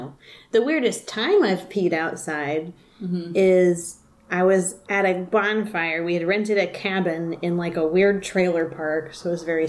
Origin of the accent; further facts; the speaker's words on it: the South, United States; I'm from the South. So when you're born, you get a taxidermy animal, and you learn how to make biscuits immediately.